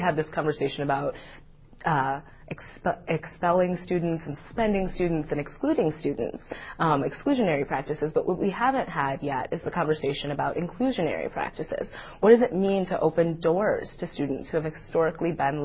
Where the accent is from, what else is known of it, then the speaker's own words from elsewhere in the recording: Madison, Wisconsin, United States; I grew up in Madison, Wisconsin, and I went to public school here from kindergarten to graduation